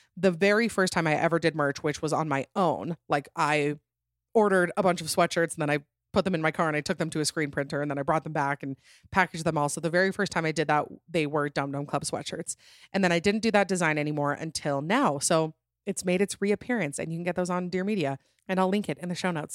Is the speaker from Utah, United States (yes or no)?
yes; Utah, United States; I'm from Utah